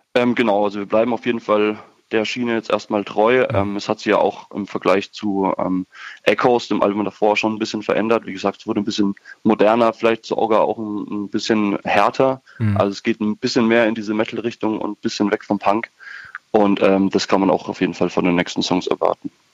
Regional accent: Würzburg, Bavaria, Germany; aus Würzburg kommen wir

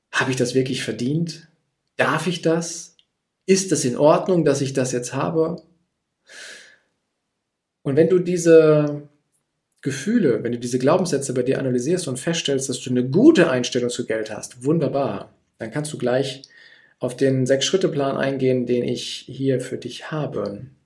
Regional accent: Gütersloh, North Rhine-Westphalia, Germany; Ich komme jetzt aus Gütersloh. Gütersloh liegt in Ostwestfalen und die Ostwestfalen sind eher zurückhaltend

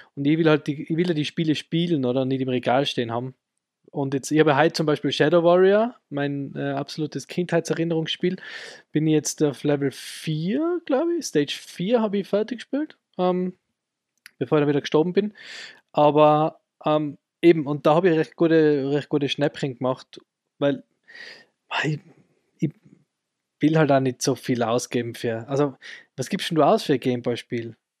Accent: Innsbruck, Tyrol, Austria; bei uns in Innsbruck

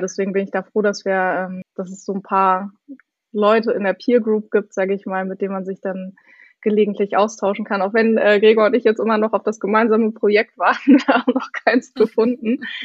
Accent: Hildesheim, Lower Saxony, Germany; moved away as an adult; also born or lived in Hanover / Hamburg; ich komme eigentlich aus Hildesheim, aus der Nähe von Hannover

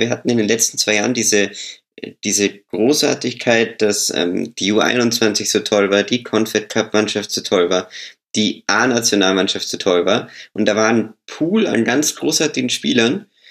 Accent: Austria; ich bin ja, ich bin ja Österreicher

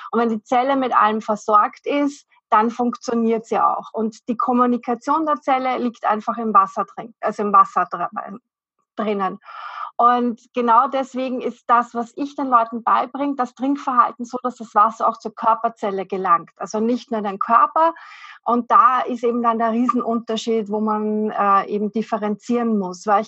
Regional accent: Vienna, Austria; ich komme aus Wien, bin in Wien zu Hause

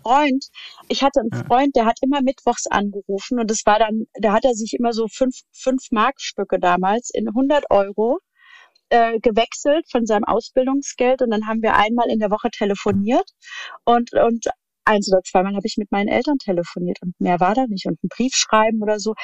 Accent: near Darmstadt, Hesse, Germany; ich komme aus dem schönen Hessen und äh, Äh, bin in der Nähe von Darmstadt aufgewachsen, wo ich auch tatsächlich jetzt immer noch lebe oder wieder lebe.

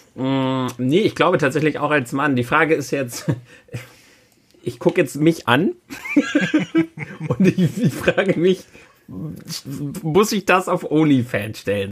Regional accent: Germany; bei uns in Deutschland

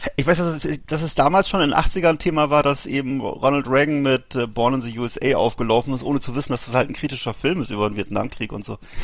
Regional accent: Bremerhaven, Bremen, Germany; aus meiner Heimatstadt Bremerhaven

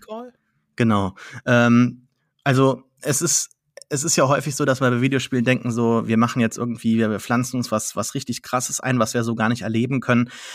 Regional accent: Saarland, Germany; bin kein Franzose, obwohl ich Saarländer bin

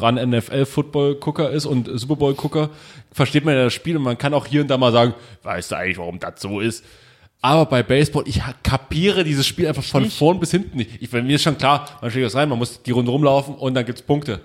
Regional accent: Germany; wir kommen aus Deutschland

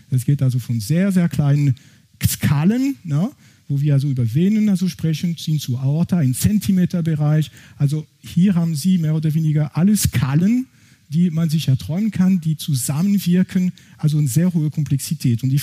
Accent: France; accent: French; German is a second language; Ich bin, wie gesagt, ursprünglich aus Frankreich, das kann man wahrscheinlich von meinem Akzent nicht überhören.

